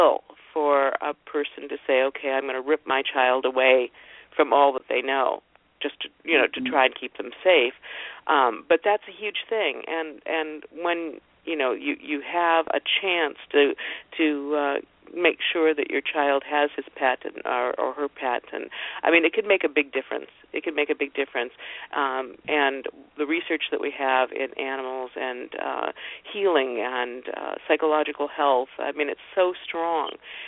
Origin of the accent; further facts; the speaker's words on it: Canada; I'd vote for this, but I'm Canadian.